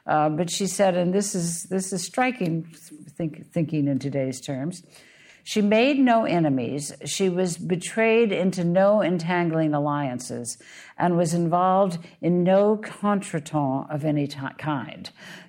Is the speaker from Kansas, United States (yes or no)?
no; Alabama, United States; My home state.